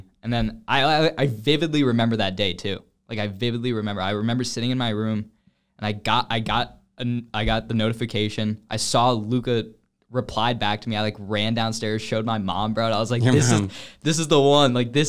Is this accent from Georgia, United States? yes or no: yes; Atlanta, Georgia, United States; And I'm from North Atlanta.